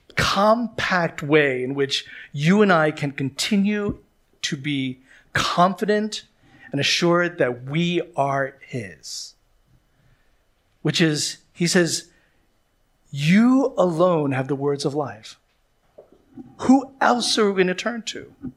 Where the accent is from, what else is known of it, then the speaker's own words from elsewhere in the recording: Philadelphia, Pennsylvania, United States; moved away; I come from Philadelphia where they say we are maybe some of the worst citizens in the United States of America.